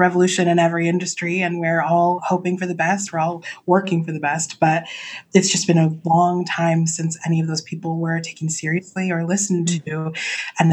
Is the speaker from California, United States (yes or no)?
yes; Southern Orange County, California, United States; I was raised in Southern Orange County